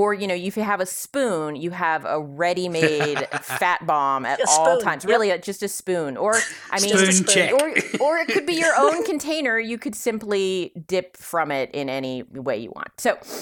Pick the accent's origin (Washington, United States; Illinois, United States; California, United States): California, United States; I'm from California.